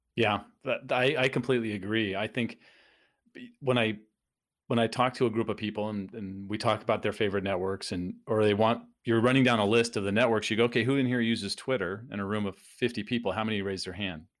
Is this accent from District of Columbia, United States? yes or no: no; San Diego, California, United States; also born or lived in Phoenix, United States; now in Tampa, United States; I grew up in San Diego, lived in Phoenix, and and now we're in the Tampa St. Pete area